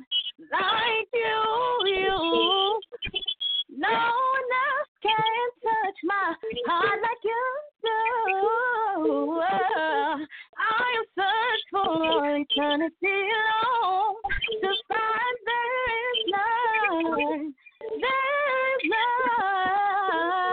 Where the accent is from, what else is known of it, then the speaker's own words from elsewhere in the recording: New York, United States; now in Atlanta, United States; right now I live in Atlanta, but I'm from New York